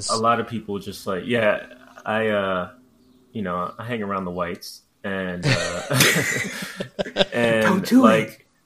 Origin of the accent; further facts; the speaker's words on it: New York, United States; as a New Yorker